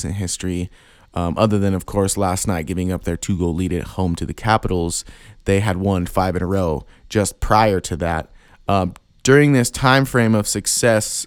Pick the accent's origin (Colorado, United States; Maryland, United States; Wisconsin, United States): Colorado, United States; Pueblo; I'm from Southern Colorado. I'm from a town called Pueblo